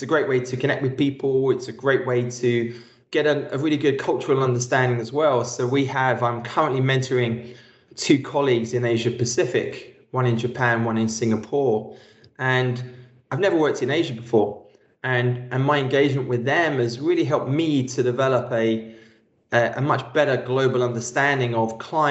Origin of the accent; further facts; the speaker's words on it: London, United Kingdom; Being born and raised in East London and the first person in my family to go to university